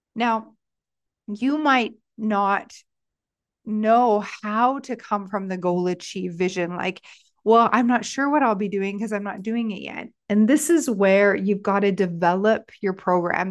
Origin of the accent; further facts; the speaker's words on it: Stratford, Ontario, Canada; in my hometown of Stratford